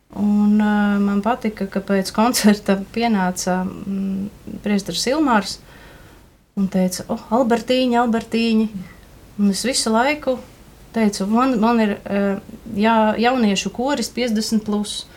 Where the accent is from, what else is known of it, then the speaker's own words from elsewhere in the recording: Rēzekne, Latgale, Latvia; now in Riga, Latvia; es nāku no Rēzeknes.